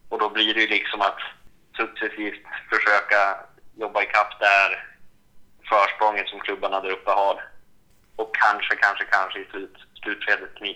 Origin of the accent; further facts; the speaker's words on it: Sweden; Som svensk vill man ju såklart eh, se Zlatan